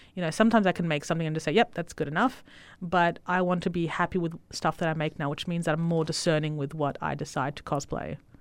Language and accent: English; Italy; moved away; I was born in Italy